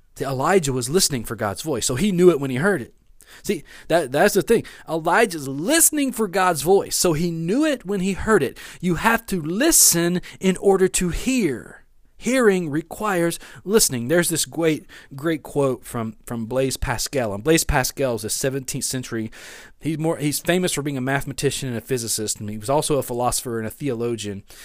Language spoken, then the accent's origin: English; West Monroe, Louisiana, United States; also born or lived in Bossier City, Louisiana / Shreveport, Louisiana; now in Natchitoches, United States; I grew up in West Monroe, Louisiana